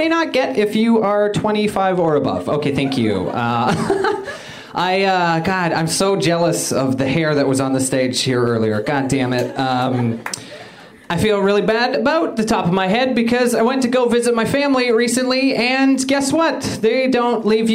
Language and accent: English; Canada; moved away as an adult; now in United States; I'm originally from Canada